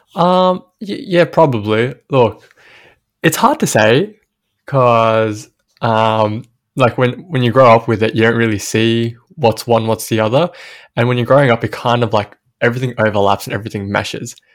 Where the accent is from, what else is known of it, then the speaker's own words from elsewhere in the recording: Sydney, New South Wales, Australia; growing up in Western Sydney